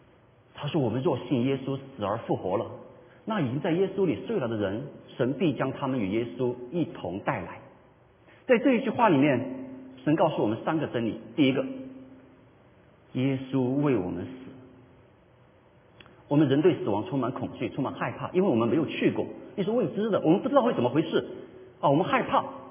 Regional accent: China; 我们中国人不喜欢谈这个问题。

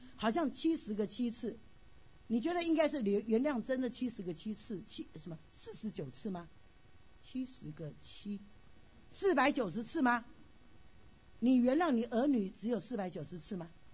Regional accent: China; 我们中国人

